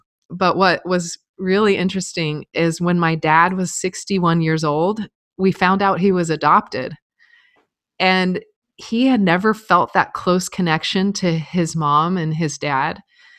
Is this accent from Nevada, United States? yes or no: yes; Reno, Nevada, United States; Reno, Nevada. And no siblings.